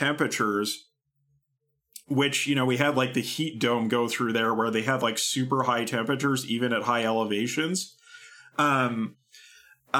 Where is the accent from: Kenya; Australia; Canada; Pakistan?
Canada; Kamloops, British Columbia; moved away; The river, the Thompson River that runs through Kamloops, my hometown